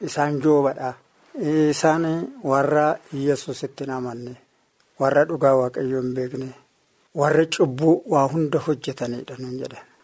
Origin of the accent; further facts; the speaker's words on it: Suntaaree, Dawo woreda, Oromia, Ethiopia; Bakki dhaloota keenya akkabaabii waajjirtuu Suntaaree jedhama.